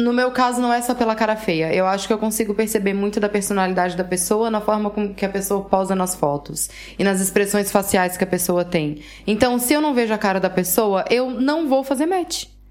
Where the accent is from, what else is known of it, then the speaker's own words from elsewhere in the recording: Brazil; now in Portugal; eu sou brasileira